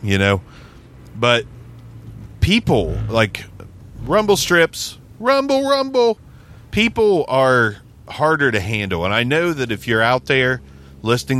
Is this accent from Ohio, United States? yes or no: yes; Ohio, United States; moved away as an adult; also born or lived in Las Vegas, Nevada; We're from Ohio